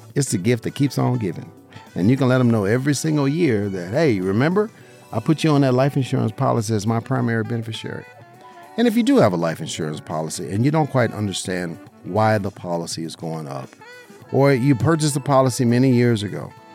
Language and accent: English; Las Vegas, Nevada, United States; I'm a licensed insurance agent right here in Southern Nevada, my hometown. Uh, you know, grew up in Las Vegas, right here, in, you know, in the heart of our beautiful city